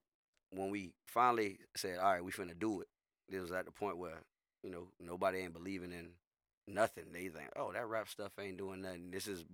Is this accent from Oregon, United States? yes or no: no; Tampa, Florida, United States; I'm from Tampa.